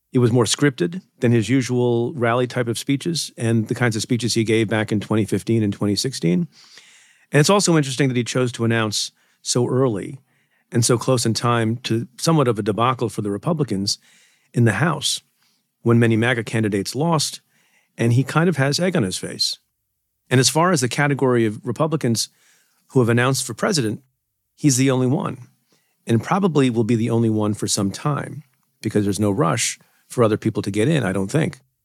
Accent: Buffalo, New York, United States; also born or lived in Ferozepur, Punjab, India / United Kingdom; I was born in India, came to the United States very young, uh, when my father brought my mom and me to Buffalo, New York, via the U K

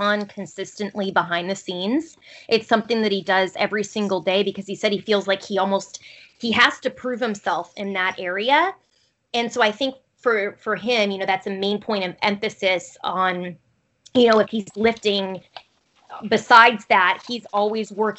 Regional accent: Arizona, United States; moved away; also born or lived in Pullman, Washington; I grew up in Arizona

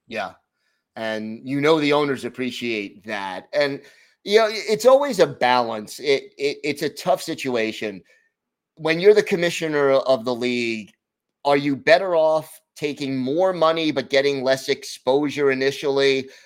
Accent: United States; speaking more as an American

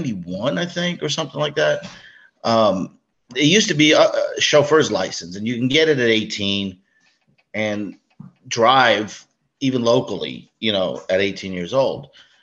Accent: Brooklyn, New York, United States; moved away as an adult; now in Florida, United States; Well, I'm 50 years old, born and raised in Brooklyn, moved down to Florida when my father retired early. Been down south since I was 21.

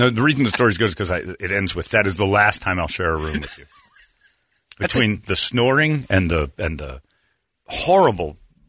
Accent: Tucson, Arizona, United States; born there; Not saying much, because I was born in the Dirty T. That's Tucson.

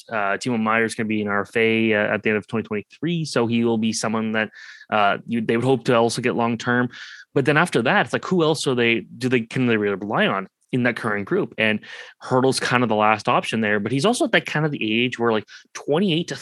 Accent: Oakville, Ontario, Canada; growing up in Oakville

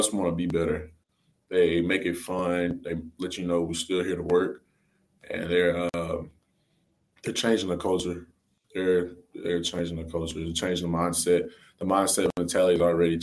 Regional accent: East Texas, United States; moved away as an adult; now in Tempe, United States; I'm from East Texas, and there's not much of anything out there, especially where I'm from.

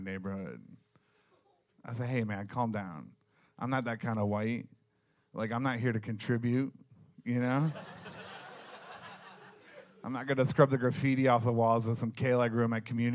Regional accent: Detroit, Michigan, United States; I'm from the Midwest, not from New York. I was born in Detroit

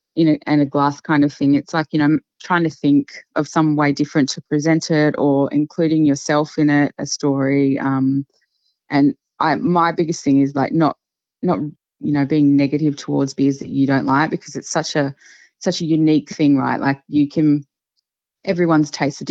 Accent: Queensland, Australia; I grew up in Queensland

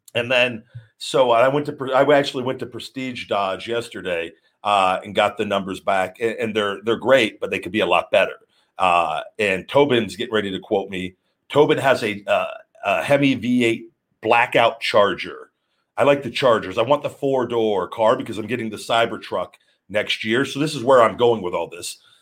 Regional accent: Las Vegas, Nevada, United States; I was born in Vegas. I love Vegas

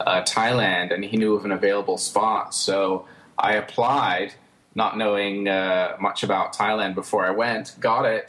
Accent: Pittsburgh, Pennsylvania, United States; we finally settled down in the U.S., and I grew up in Pittsburgh

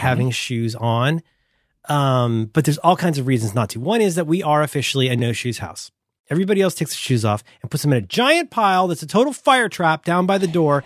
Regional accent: Florida, United States; moved away; I'm from Florida.

